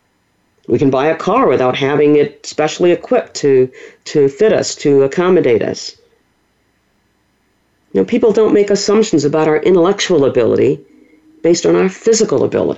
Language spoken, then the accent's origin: English; New Orleans, Louisiana, United States; I was born and raised in the Deep South. I'm a native of New Orleans